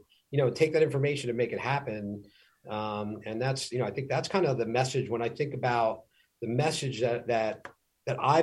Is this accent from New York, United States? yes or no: yes; New York City, New York, United States; growing up on Staten Island